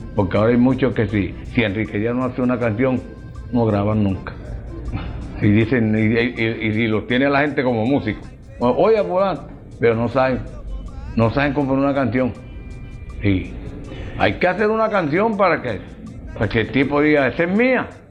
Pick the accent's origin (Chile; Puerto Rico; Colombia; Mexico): Colombia; María la Baja, Bolívar; yo soy de María la Baja, tierra de pescado. Soy criado con Boca Chico